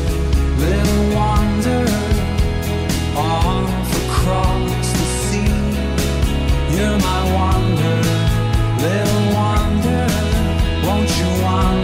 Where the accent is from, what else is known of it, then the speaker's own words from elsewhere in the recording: Scotland, United Kingdom; accent: Scottish; now in Vancouver, Canada; when I was growing up in Scotland, I was a West Ham fan